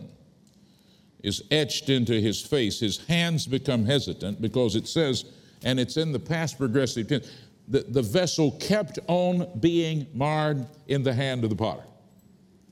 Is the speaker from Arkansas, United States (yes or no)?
no; Fort Worth, Texas, United States; I was born in Fort Worth, Texas, out on the Texas prairie, not here in London